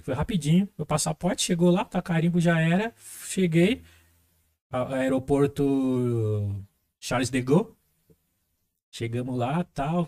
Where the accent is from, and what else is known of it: São Paulo, Brazil; first language Portuguese